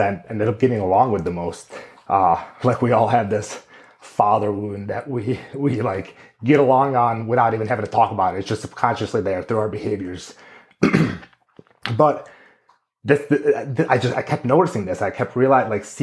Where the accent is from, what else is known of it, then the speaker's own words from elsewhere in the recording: Greendale, Wisconsin, United States; also born or lived in San Diego, California / Amman, Jordan; when I was 9 years old, we moved to Greendale, Wisconsin, where my family has been since. And I very much at this point consider myself a Midwest boy.